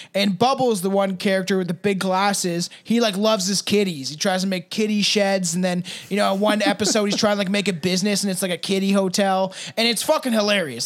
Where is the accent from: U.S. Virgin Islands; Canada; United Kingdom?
Canada; I'm Canadian